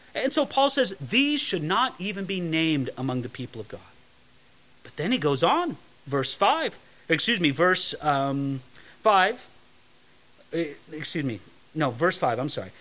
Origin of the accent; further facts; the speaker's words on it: Southern California, United States; where I grew up in Southern California